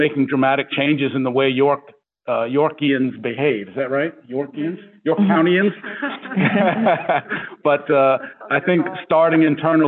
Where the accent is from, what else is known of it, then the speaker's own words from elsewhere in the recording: New York City, New York, United States; now in East York, United States; as a kid, I lived in Brooklyn, New York. My claim to fame is that I was born in the Marcy